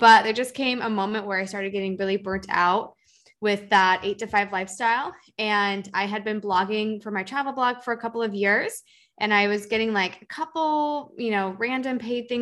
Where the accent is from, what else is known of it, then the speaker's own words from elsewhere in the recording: Seattle, Washington, United States; moved away as an adult; now in California, United States; I grew up in the Seattle area in the suburbs